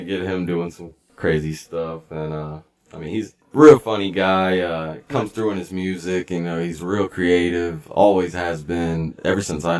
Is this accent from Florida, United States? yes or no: yes; Tampa, Florida, United States; now in Bell, United States; really I was living in Tampa until I was kind of older